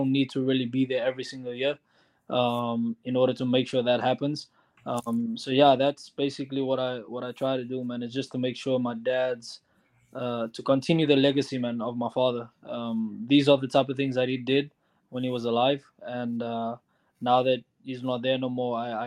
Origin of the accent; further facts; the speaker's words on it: Cape Town, Western Cape, South Africa; now in Madison, United States; I host a soccer tournament in Cape Town, South Africa, in my hometown where I grew up